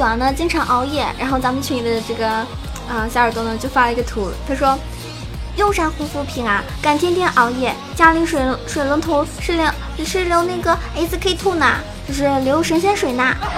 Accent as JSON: {"language": "Chinese", "region": "Sichuan", "country": "China", "said": "我们四川人"}